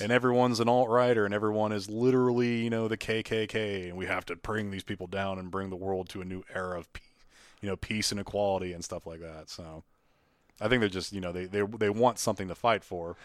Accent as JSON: {"language": "English", "region": "Appalachia", "country": "United States", "tie": "born or raised there", "said": "I'm from the Appalachian area, probably one of the areas in the country that's easily forgotten"}